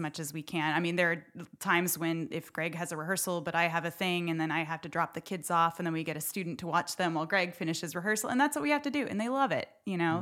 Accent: Houston, Texas, United States; also born or lived in Dallas-Fort Worth, Texas / central Pennsylvania; now in Nacogdoches, United States; I grew up in Houston

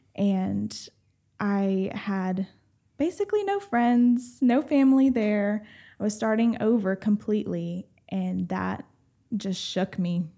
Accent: Rusk, Texas, United States; so I grew up, basically, my whole childhood was basically in, um, Rusk, Texas

